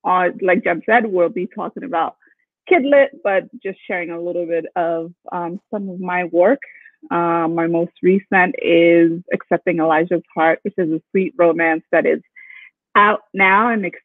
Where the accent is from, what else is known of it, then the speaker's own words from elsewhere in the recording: New York City, New York, United States; also born or lived in Haiti; I'm from New York, Brooklyn, made in Haiti, bred in Brooklyn.